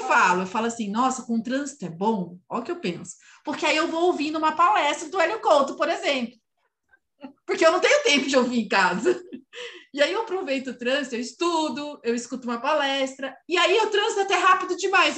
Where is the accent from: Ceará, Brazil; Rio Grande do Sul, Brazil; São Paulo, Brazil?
São Paulo, Brazil; eu sou paulistana, da, né, nascida e criada em São Paulo